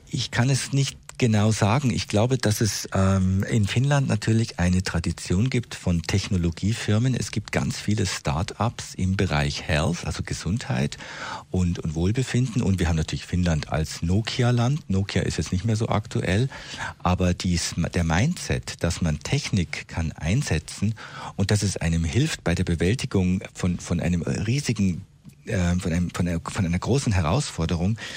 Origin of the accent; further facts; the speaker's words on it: Switzerland; bei uns in der Schweiz